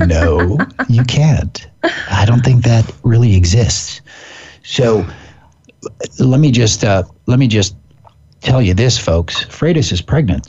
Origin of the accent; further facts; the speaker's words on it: Pacific Northwest, United States; I'm from the Pacific Northwest